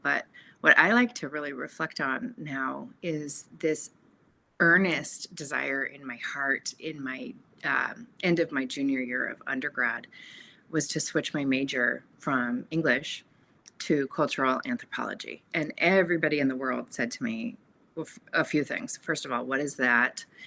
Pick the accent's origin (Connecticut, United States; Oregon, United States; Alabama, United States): Oregon, United States; Portland; moved away as an adult; also born or lived in California; I was born in Portland, Oregon, and, and raised in a loving Catholic home.